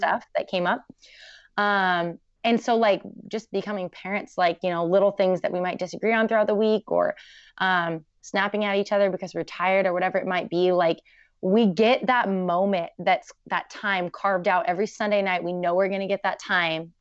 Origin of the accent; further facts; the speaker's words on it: Portland, Oregon, United States; I grew up in Portland, very crunchy